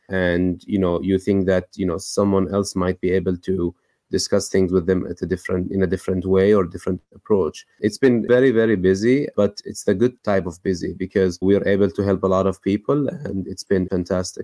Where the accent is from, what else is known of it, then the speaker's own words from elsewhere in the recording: West Bank, Palestine; moved away as an adult; now in United States; I grew up in the West Bank, Palestine, and then I went to medical school, then immediately after moved to the United States